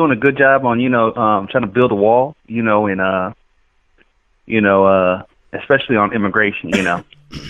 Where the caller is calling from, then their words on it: Houston, Texas, United States; I'm calling from Houston, Texas.